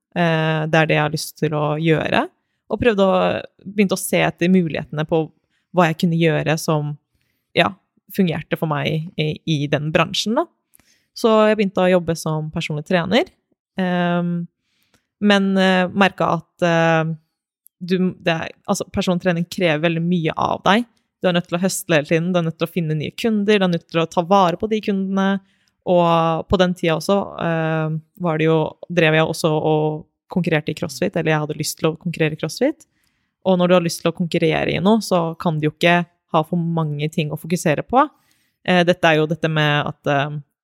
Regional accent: Moss, Østfold, Norway; also born or lived in Konya, Turkey (family origin); jeg kommer fra Moss, så det er en liten by, det også. Men eh, vokste opp i Moss og har bodd der hele livet.

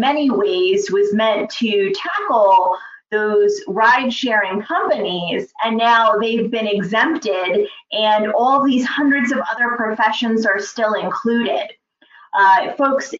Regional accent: New Jersey, United States; my home state of New Jersey

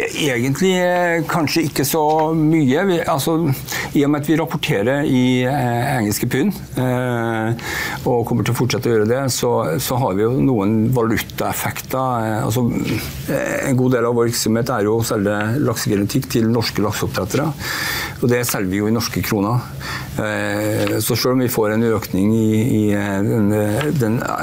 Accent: Norway; som du hører så er jeg norsk

